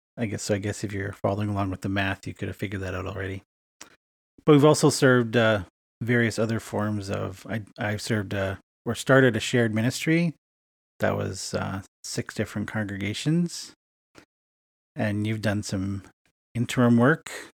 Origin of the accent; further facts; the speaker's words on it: Edmonton, Alberta, Canada; moved away as an adult; now in Winnipeg, Canada; my hometown of Edmonton, Alberta, Canada